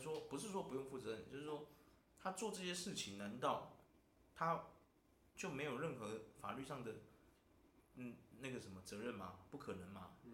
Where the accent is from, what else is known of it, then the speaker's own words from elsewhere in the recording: Taiwan; 我们台湾人就是缺少了一个危机意识。嗯。我们台湾太和平了